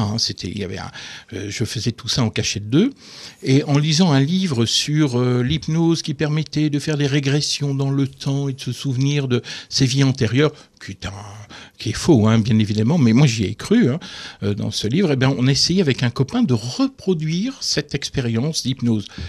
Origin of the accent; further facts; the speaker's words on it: the North, Hauts-de-France, France; now in Moselle, France; je suis originaire du Nord